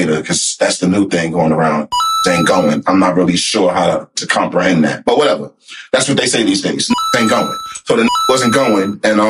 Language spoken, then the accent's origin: English; Newark, New Jersey, United States; I'm from Newark